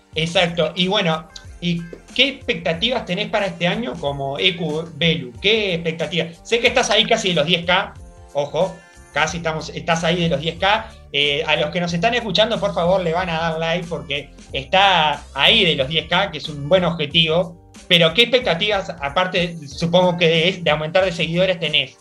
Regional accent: Paysandú, Uruguay; es de mi tierra, es de Paysandú

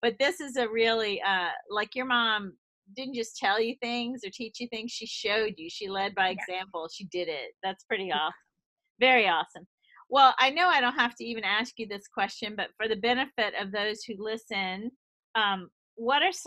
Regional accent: the South, United States; moved away; also born or lived in Boston; I came from the South where no one's open, honest, and direct. I mean, we are as sweet as can be.

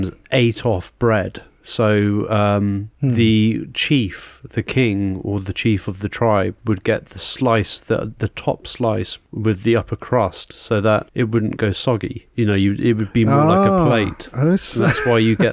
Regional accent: England, United Kingdom; being an English person

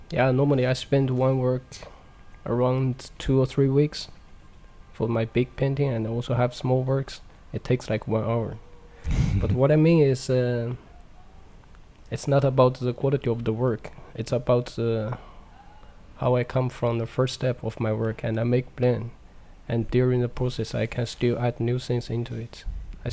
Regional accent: China; English is a second language; moved away; in China, in my hometown, we have the one of the biggest dikes in the world

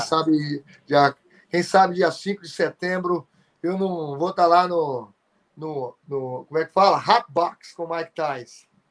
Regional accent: Sobrália, Minas Gerais, Brazil; moved away; lá na minha cidade

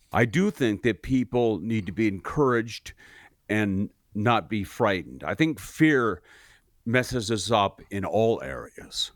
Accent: Seattle, Washington, United States; moved away; I grew up in Seattle

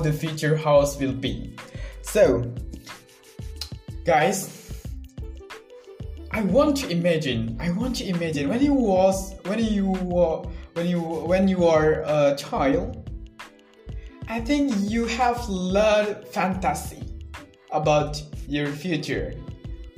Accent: Central Lombok, West Nusa Tenggara, Indonesia; I'm 20 years old and I'm from Central Lombok.

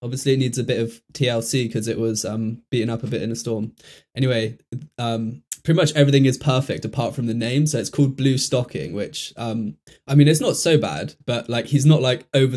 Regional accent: Bristol, South West England, United Kingdom; I'm from Bristol originally

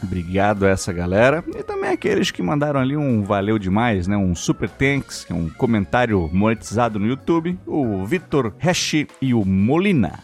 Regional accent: South Region, Brazil; A, a gente é sulista, mas se a gente falar que a gente é do sul

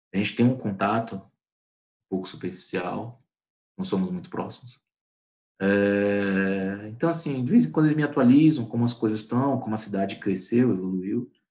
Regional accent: Manaus, Amazonas, Brazil; now in Salvador, Brazil; aí, em 99, eu mudei para Salvador. É assim, cara, é, Belém, eu conheço mais do que Manaus. Né? Eu saí de Manaus em 95

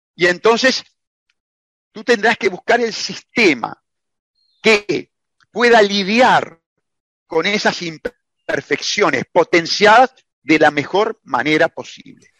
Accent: Uruguay; como lo pago yo en el Uruguay

